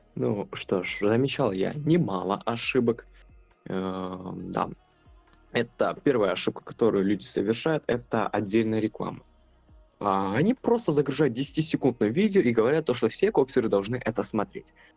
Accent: Kazakhstan; я родом с Казахстана

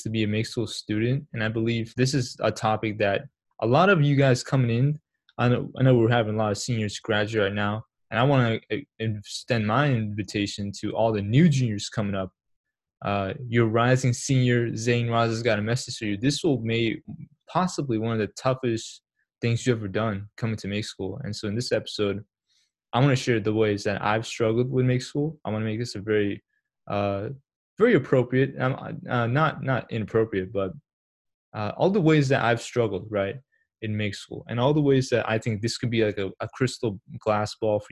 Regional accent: Massachusetts, United States; also born or lived in Pakistan / New York; I moved to Boston 6 months, not from Boston, to Massachusetts 6 months later

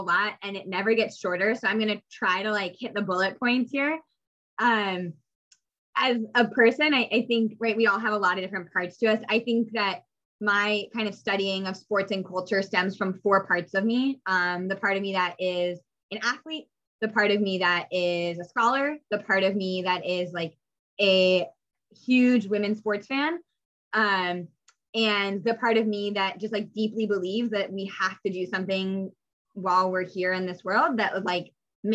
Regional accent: Phoenix, Arizona, United States; I grew up in Phoenix, Arizona, which is home to one of the original WNBA teams.

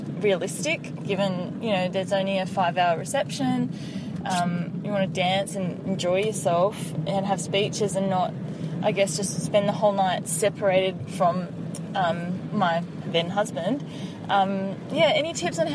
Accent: Sydney, New South Wales, Australia; moved away; we grew up down in Sydney

